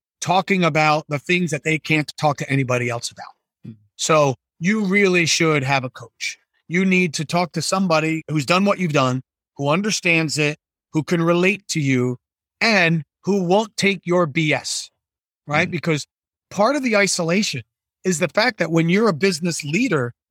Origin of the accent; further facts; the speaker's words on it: New Jersey, United States; I'm from New Jersey